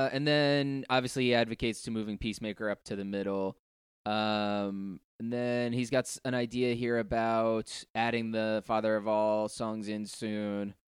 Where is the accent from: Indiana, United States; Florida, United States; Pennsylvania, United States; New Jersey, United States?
New Jersey, United States; it gets me thinking about and missing a kid again, being a kid again, and growing up in Jersey.